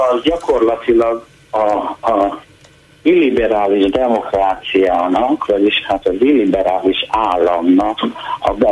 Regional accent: Debrecen, Hajdú-Bihar, Hungary; moved away; Debrecenben, ott nőttem fel, ott kaptam egyetemi diplomát

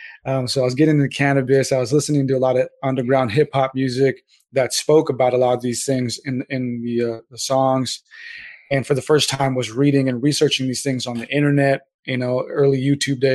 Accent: SoCal, California, United States; there are some people out there from my hometown and stuff in SoCal that still rep it

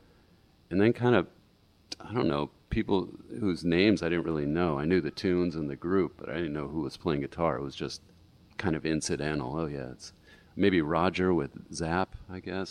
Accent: St. Louis, Missouri, United States; moved away as an adult; also born or lived in Madison, Wisconsin / San Francisco Bay Area; I was raised in St. Louis

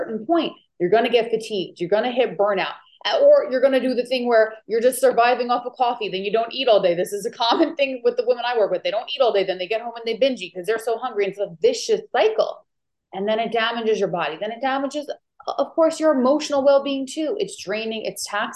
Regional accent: New York, United States; now in Maui, United States; I am originally from New York, but I actually live in Maui, Hawaii now

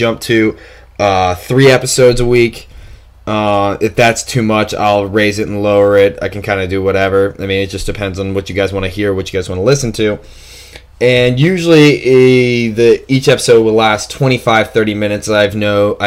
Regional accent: Hamilton, Ohio, United States; also born or lived in Columbus, Ohio; now in Cincinnati, United States; I was born in Hamilton, about 30-40 minutes outside of Cincinnati, and then moved up to a town in Columbus

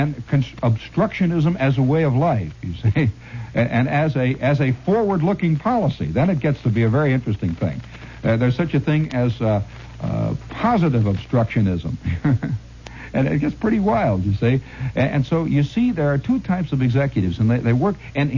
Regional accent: United States; I'm an American and know more about America than any other country.

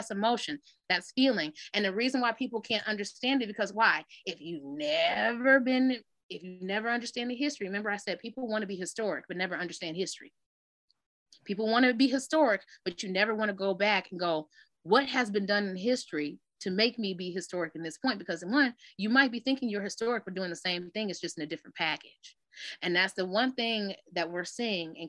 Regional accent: Detroit, Michigan, United States; I'm from Detroit. So everybody know Detroit town

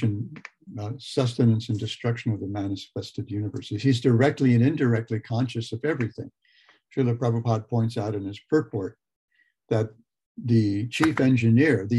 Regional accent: Los Angeles, California, United States; also born or lived in Lompoc, California; we moved to the Los Angeles, suburban Los Angeles, the San Fernando Valley, during the summer when I turned nine

